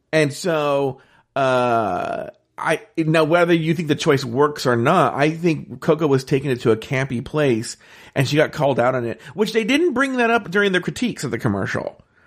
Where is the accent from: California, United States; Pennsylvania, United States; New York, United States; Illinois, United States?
California, United States; Ontario; growing up in Ontario and playing baseball